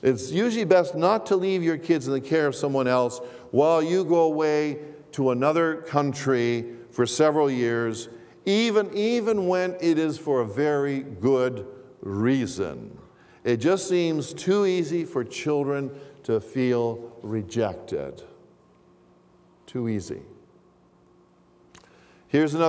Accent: Toronto, Ontario, Canada; English is a second language; also born or lived in Greece; I am an immigrant to Canada. My family and I moved to Toronto from Greece when I was a child

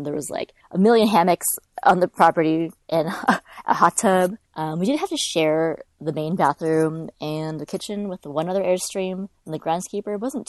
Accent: California, United States; Like, I'm from California. It's a couple hours outside of this LA.

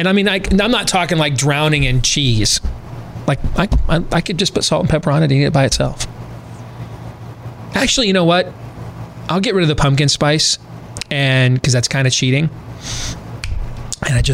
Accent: Michigan, United States; growing up in Michigan

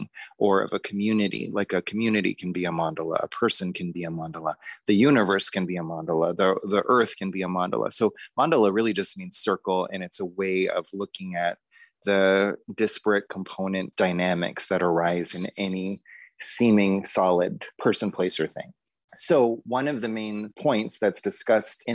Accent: Boulder, Colorado, United States; I grew up in Boulder, Colorado

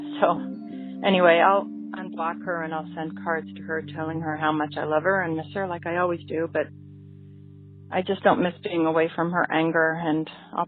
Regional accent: Washington, D.C. area, United States; now in Oregon, United States; from Oregon. I grew up in the D.C. suburbs

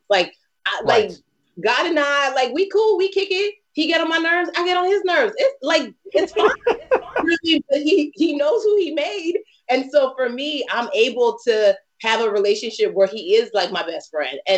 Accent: Nigeria; I did a whole setup for my book tour driver because I'm

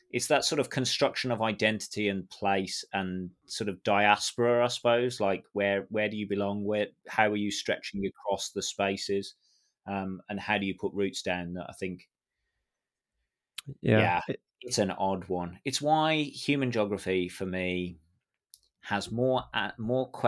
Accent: Birmingham, West Midlands, United Kingdom; accent: Birmingham; when I go home after a couple of weeks or a couple of days, even speaking with my family, my Birmingham accent comes back, and I sound

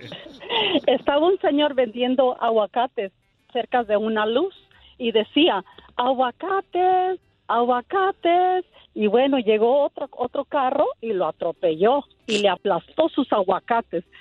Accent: Michoacán, Mexico; first language Spanish; now in Fresno, United States; Soy de Michoacán

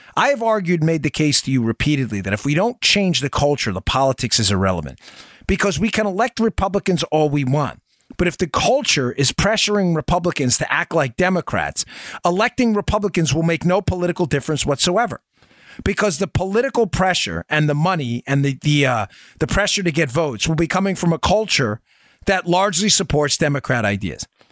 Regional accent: New York, United States; moved away as an adult; also born or lived in Maryland; I grew up in New York, folks, in, uh, the, the eighties. and, uh, bit of the nineties before I wound up moving, uh, to Maryland

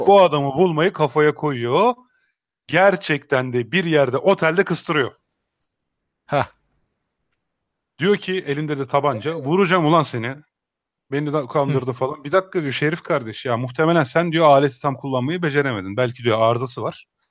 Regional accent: Emirdağ, Afyonkarahisar, Turkey; ben o zaman Afyon Emirdağlıyım dedim.

